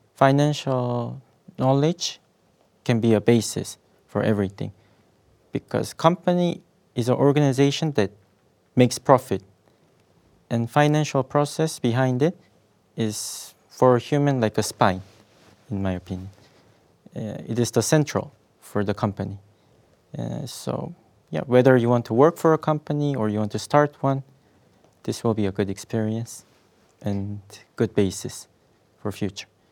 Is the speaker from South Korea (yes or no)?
yes; South Korea; moved away as an adult; now in Russia; I'm originally from South Korea